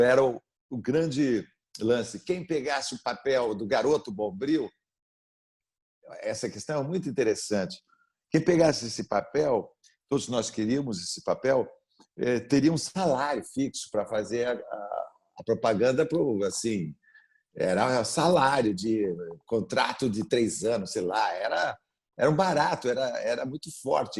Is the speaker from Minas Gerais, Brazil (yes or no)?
no; Sorocaba, São Paulo, Brazil; born or raised there